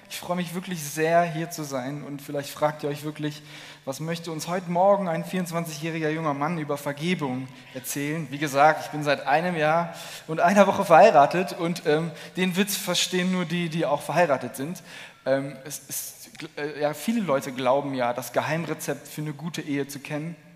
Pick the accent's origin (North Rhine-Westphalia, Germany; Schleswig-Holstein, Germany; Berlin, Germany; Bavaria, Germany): North Rhine-Westphalia, Germany; Cologne; Ich komme aus Köln und ich bin ganz begeistert